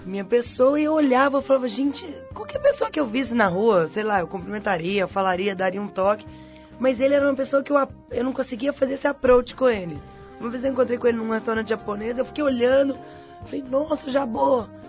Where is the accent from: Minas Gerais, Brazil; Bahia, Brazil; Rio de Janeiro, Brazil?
Minas Gerais, Brazil; Belo Horizonte; moved away as an adult; now in São Paulo, Brazil; Eu saí de Belo Horizonte